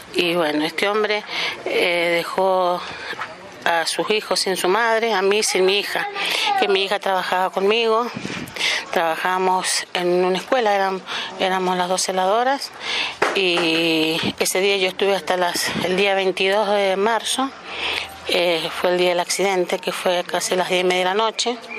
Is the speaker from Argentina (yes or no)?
yes; Mendoza, Argentina; soy de Mendoza, eh, capital